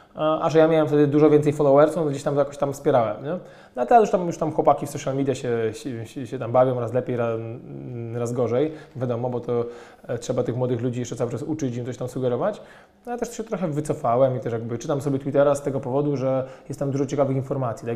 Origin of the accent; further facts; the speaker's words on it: Poland; my pochodzimy z małego miasta